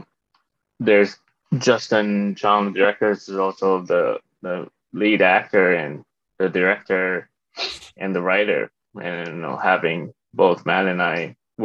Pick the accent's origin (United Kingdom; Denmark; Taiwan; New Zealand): Taiwan; moved away as an adult; also born or lived in Toronto, Canada; now in United States; I was born in Taiwan, grew up between Taiwan and Canada, Toronto.